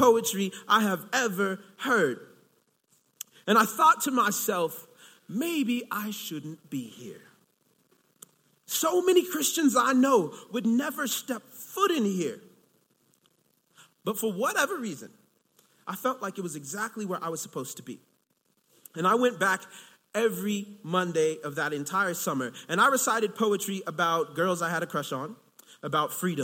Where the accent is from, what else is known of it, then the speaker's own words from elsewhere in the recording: Long Beach, California, United States; moved away as an adult; also born or lived in Chicago; I'm originally from California